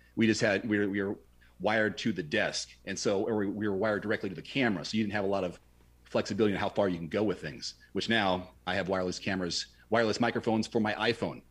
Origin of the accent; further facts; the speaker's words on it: Portland, Oregon, United States; my hometown of Portland, Oregon